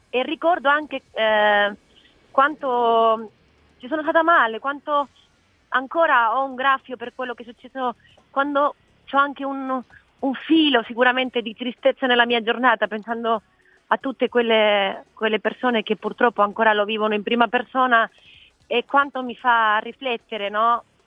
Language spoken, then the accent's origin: Italian; Spain; Italian is a second language; moved away; sono spagnola